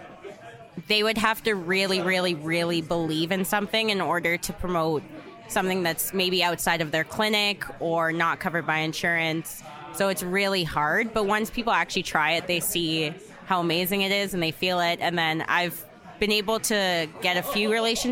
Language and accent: English; Ottawa, Ontario, Canada; moved away as an adult; also born or lived in Antigonish, Nova Scotia; now in Calgary, Canada; I'm from Ottawa